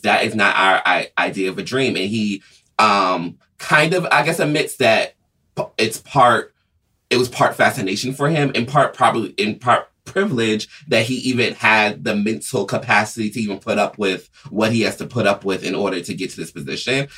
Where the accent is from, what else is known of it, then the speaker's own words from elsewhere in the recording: Atlanta, Georgia, United States; I'm originally, I grew up in Atlanta